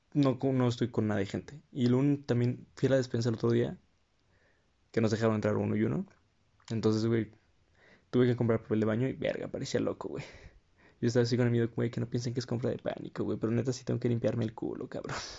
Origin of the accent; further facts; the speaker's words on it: Querétaro, Mexico; Porque soy de provincia, porque soy queretano